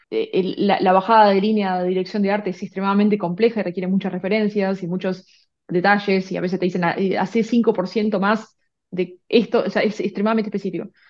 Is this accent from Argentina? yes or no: yes; Argentina; moved away as an adult; now in Vancouver, Canada; Sí, bueno, como bien dijiste, soy, soy argentina. Eh, estuve la mayor parte de mi vida en Argentina, pero viví en un montón de países y bueno, ahora el que toca es, es, Canadá. Estoy acá en Vancouver hace dos años